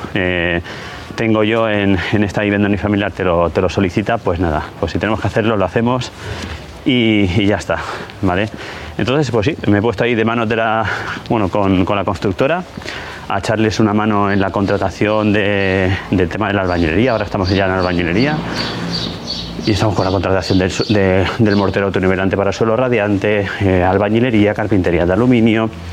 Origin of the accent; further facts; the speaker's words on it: Ibi, Valencian Community, Spain; mi pueblo, en Ibi